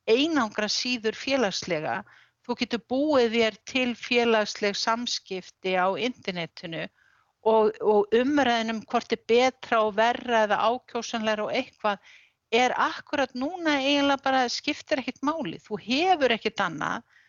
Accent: Reykjavík, Capital Region, Iceland; now in Ólafsfjörður, Iceland; ég er úr Reykjavík

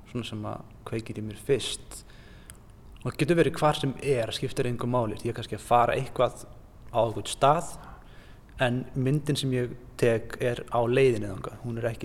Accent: Hveragerði, South Region, Iceland; Litlum bæ, ég er úr

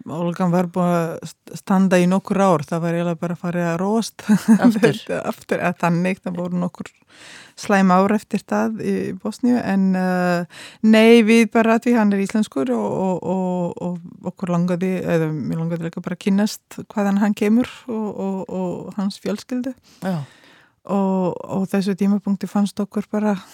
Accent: Croatia; Icelandic is a second language; moved away; ég kem frá uh, landi sem er ekki lengur til, sem héti Jugoslavia eins og land Suður Slava Eh, er eh, fæður uppalinn í eh, Kroatíu Kroatjumein en hef verið alltaf með annan fótinn líka í Belgrad í Serbíu

